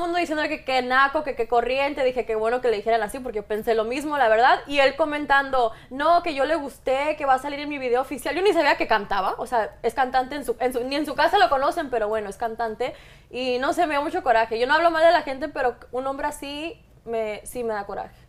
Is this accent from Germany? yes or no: no; Mexico; yo soy mexicana